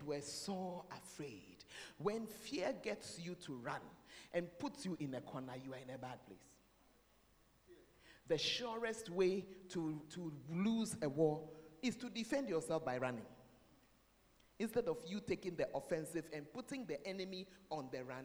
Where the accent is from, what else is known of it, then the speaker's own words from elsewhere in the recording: Ghana; I'm a Ghanaian.